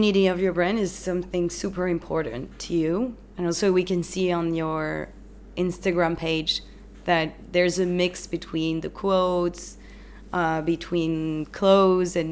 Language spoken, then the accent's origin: English; Paris, Île-de-France, France; moved away as an adult; now in Hong Kong; I come from Paris